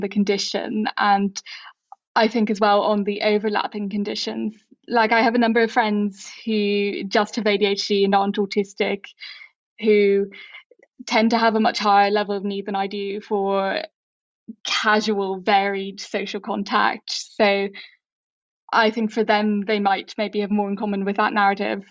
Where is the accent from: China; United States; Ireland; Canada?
Ireland; I, as an Irish person, am an ask person who grew up in a guess culture.